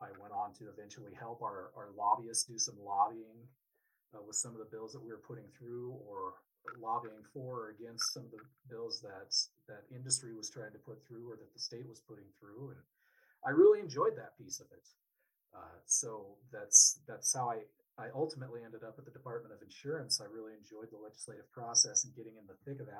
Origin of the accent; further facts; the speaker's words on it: Wyoming, United States; my dad and my grandfather had started a small independent agency in my hometown back in the 70s